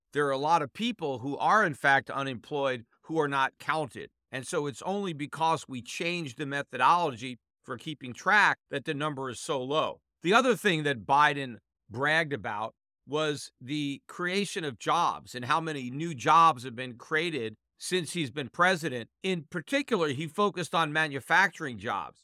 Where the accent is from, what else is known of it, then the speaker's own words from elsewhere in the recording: United States; As an American